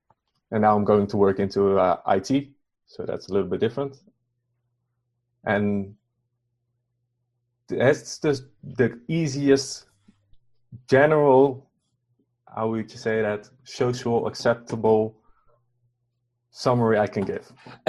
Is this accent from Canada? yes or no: no; Netherlands; moved away as an adult; I'm from the Netherlands, born and raised here. I lived in a few other countries for a couple of months, years, in total a few years. And I moved back to the Netherlands a couple of years ago.